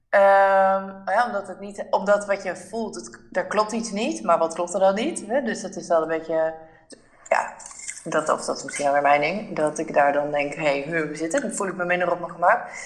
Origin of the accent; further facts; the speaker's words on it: Netherlands; wij als Nederlanders